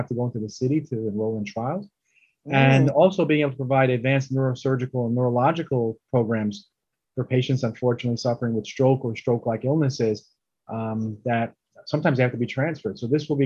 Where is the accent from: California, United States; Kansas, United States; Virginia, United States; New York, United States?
New York, United States; Brooklyn; also born or lived in India / Oceanside; I was born in India, but I came to Brooklyn when I was two.